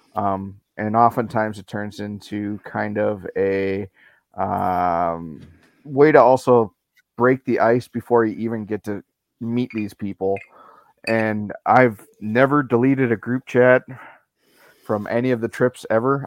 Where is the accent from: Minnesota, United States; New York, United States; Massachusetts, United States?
Minnesota, United States; Andover; I'm from Andover, Minnesota. Uh, born and raised in Minnesota.